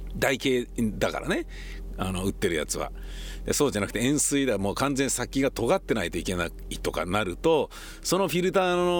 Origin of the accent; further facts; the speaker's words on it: Tokyo, Japan; also born or lived in Kichijoji / Setagaya-Daita / Meidaimae; now in Oizumi-gakuen, Nerima, Tokyo, Japan; 僕はちなみにあのえー、高円寺で生まれ育ち18歳になったら